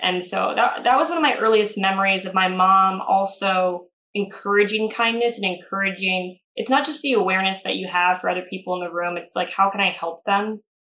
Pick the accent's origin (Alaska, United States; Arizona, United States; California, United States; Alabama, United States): Arizona, United States; we had gotten done with a hike off of this mountain by ASU when I was growing up in Arizona.